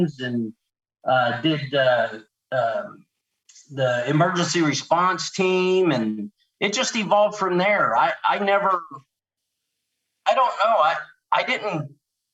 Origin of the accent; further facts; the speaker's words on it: West Hazleton, Pennsylvania, United States; moved away as an adult; also born or lived in South Carolina; I'm originally from Pennsylvania, a small, small, tiny coal mine area called West Hazleton